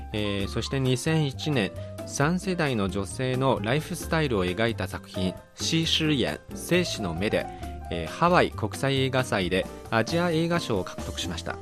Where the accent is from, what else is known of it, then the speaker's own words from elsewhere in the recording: Beijing, China; Japanese is a second language; moved away; 私は北京の出身ですから